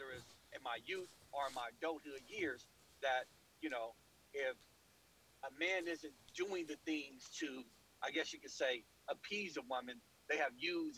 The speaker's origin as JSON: {"language": "English", "town": "Oakland", "region": "California", "country": "United States", "tie": "born or raised there", "said": "I grew up in West Oakland in the projects in the 1980s"}